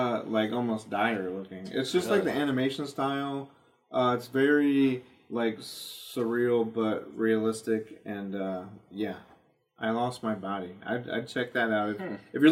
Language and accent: English; Houston, Texas, United States; I'm from Houston